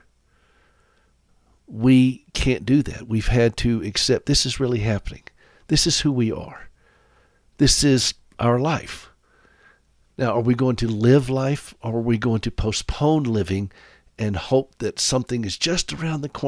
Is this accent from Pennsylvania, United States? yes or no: no; Anderson, South Carolina, United States; also born or lived in Nashville; now in Montana, United States; I'm from Anderson, which is only about 30 minutes away.